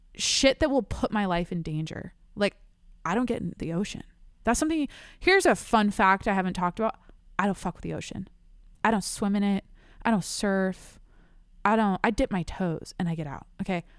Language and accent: English; San Diego, California, United States; I'm from San Diego